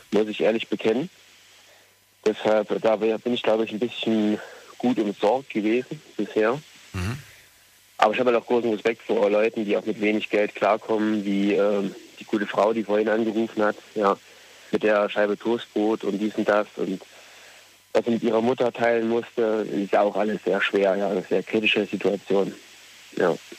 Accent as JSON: {"language": "German", "region": "Thuringia", "country": "Germany", "moved": "as an adult", "lives_now": "Rhineland-Palatinate, Germany", "said": "Ich komme eigentlich aus Thüringen, aber bin jetzt momentan arbeitsmäßig im Westen"}